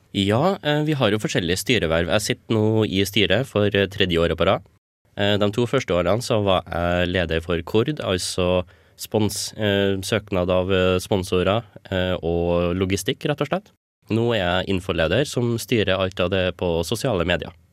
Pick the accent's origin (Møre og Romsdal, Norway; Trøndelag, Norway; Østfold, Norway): Trøndelag, Norway; Stjørdal; moved away as an adult; now in Trondheim, Norway; Jeg var ny på NTNU, eller i Trondheim generelt, for jeg kommer fra Stjørdal